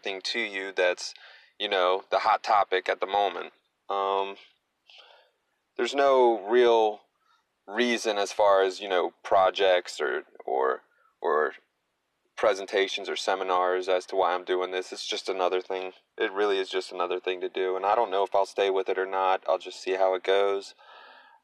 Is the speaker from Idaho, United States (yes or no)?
no; Frederick, Maryland, United States; I grew up an athlete in the Frederick, Maryland area